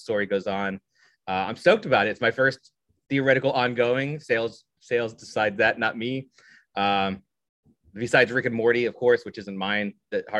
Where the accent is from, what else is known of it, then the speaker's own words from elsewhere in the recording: Southern Indiana, United States; I'm from Indiana, so we're good Midwest boys